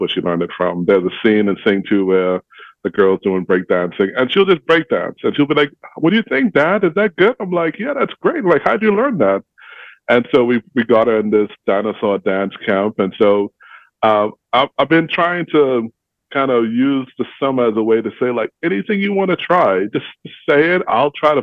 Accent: Bahamas; now in Indianapolis, United States; I'm from the Bahamas

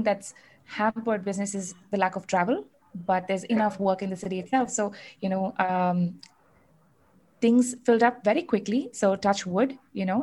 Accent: Chennai, Tamil Nadu, India; moved away as an adult; now in Bangalore, India; I was born and raised in Chennai, but I moved to Bangalore about 11 years ago.

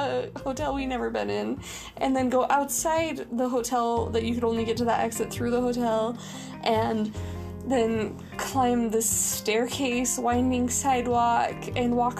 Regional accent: Utah, United States; moved away; my home state of Utah

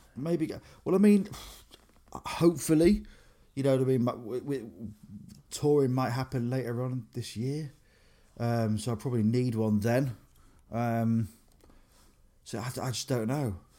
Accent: Grimsby, Yorkshire and the Humber, United Kingdom; moved away as an adult; also born or lived in Cleethorpes / Exeter; growing up in Grimsby, V K H on Victoria Street

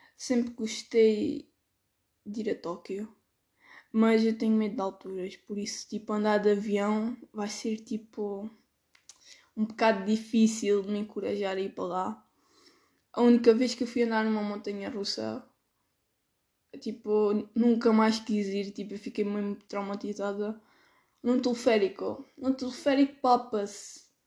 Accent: Alentejo, Portugal

